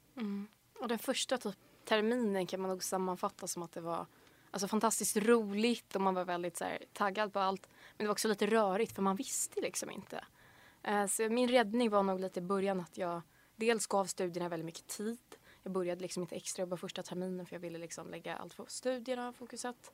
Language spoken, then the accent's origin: Swedish; Hunnebostrand, Västra Götaland, Sweden; moved away as an adult; now in Lund, Sweden; jag kommer från en liten fiskeby på västkusten som heter Hunnebostrand